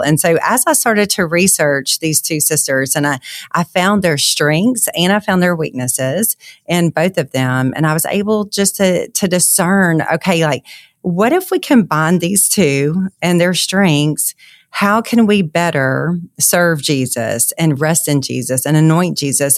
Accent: Monroe, Louisiana, United States; I'm from Monroe, Louisiana

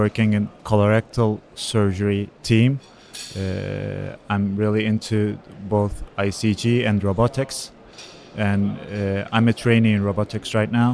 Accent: Istanbul, Turkey; from Istanbul, Turkey

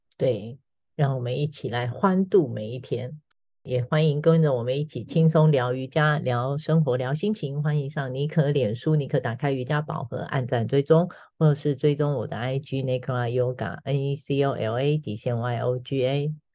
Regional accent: Taiwan; 我们台湾人

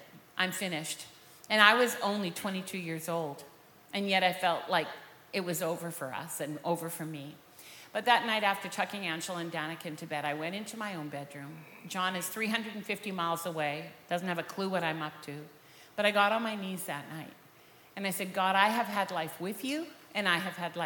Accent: Vancouver, British Columbia, Canada; We're both from Vancouver, born and raised there

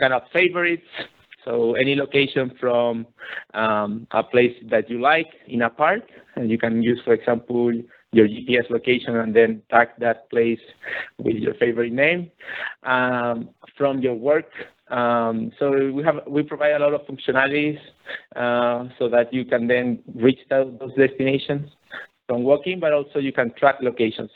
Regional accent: Chile; I'm actually from Chile

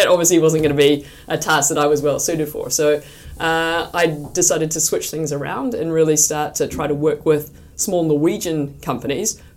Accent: New Zealand; moved away as an adult; also born or lived in Washington, United States; now in Norway; I'm from New Zealand originally, so you can probably hear a little bit on the accent. But I've been living here in Norway for 15 years now.

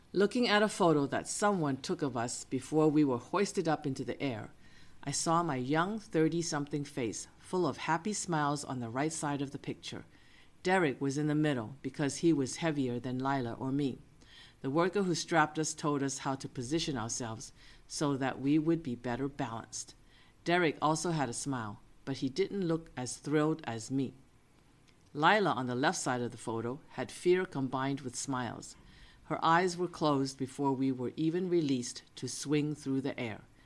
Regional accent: Boston, Massachusetts, United States; moved away as an adult; now in San Francisco, United States; Cousin Eason and I grew up in Boston, but I had settled in San Francisco for many years as a grown woman

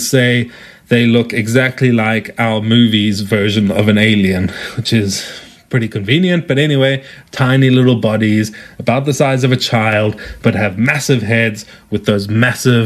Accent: South Africa; accent: South African; as you can tell from my accent, I am South African.

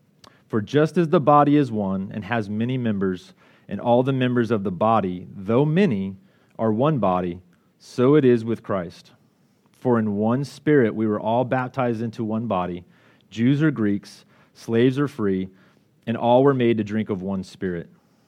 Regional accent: Colorado, United States; Her family's from Washington, I'm from Colorado, and so we were really in need of a community.

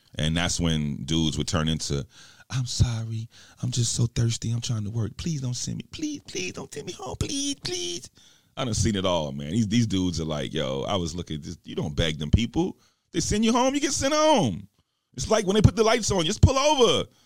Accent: New York, United States; I'm from New York, and I'm straight goon squad

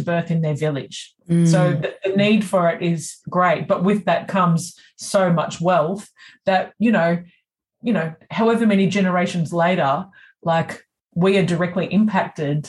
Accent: Australia; I'm the first generation born in Australia.

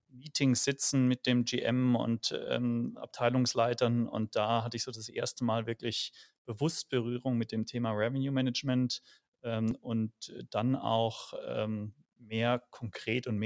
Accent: Speyer, Rhineland-Palatinate, Germany; now in Munich, Germany; komme ursprünglich gar nicht aus München, sondern aus Speyer am Rhein

